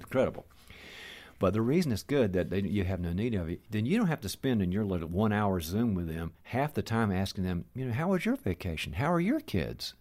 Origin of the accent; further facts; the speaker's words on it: the South, United States; moved away; I'm originally from the South, and we call the chronics the bless their heart, folks